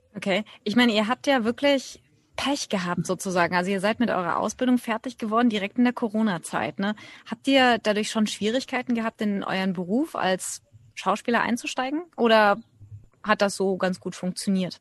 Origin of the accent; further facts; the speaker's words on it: Germany; moved away as an adult; now in India; Ich bin Deutsche, eigentlich ursprünglich ausgewandert vor mittlerweile knapp 20 Jahren.